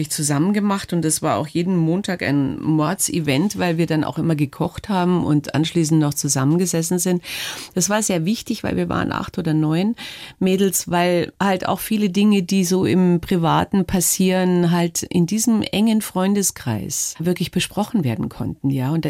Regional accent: Munich, Bavaria, Germany; born there; Ich bin in Schwabing in geboren. Schwabing. Ja, die ersten fünf Jahre Schwabing

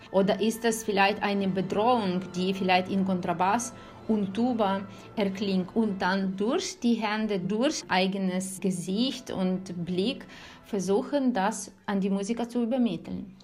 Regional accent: Ukraine; moved away; als Ukrainerin, weil alle meine Freunde sind dort, meine Familie ist dort, meine Eltern leben dort

